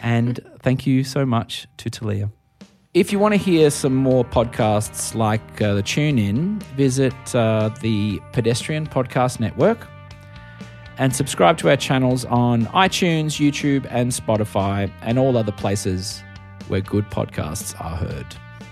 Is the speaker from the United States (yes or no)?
no; Australia; as an Australian